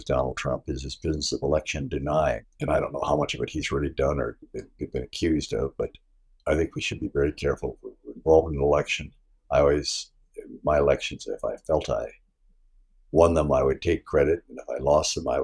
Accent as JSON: {"language": "English", "region": "South Dakota", "country": "United States", "said": "my home state of South Dakota, which is a beautiful Midwestern state."}